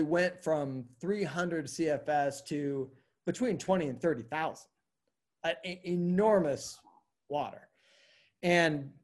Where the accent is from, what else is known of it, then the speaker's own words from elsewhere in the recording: Oregon, United States; also born or lived in Jackson, Wyoming / Portland; now in Denver, United States; I grew up in Oregon